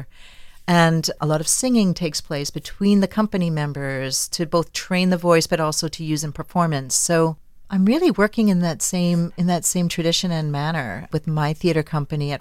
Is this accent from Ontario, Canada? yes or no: no; Winnipeg, Manitoba, Canada; moved away as an adult; now in Damascus, United States; I trained at a university in my hometown in Winnipeg